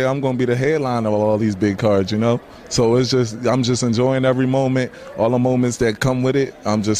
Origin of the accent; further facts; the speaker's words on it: Philadelphia, Pennsylvania, United States; my hometown so much, the city of Philadelphia